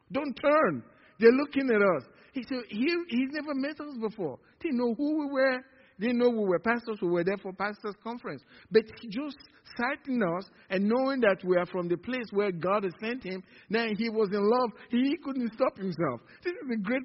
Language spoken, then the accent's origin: English; Nigeria; moved away; From Nigeria